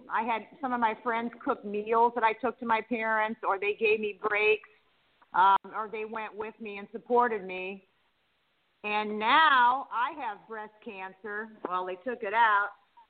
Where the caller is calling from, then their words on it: Margate, Florida, United States; I live in Margate.